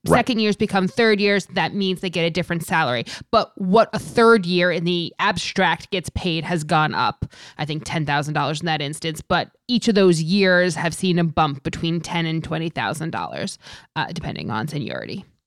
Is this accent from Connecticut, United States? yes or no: no; New York area, United States; I'm from the New York area, I live here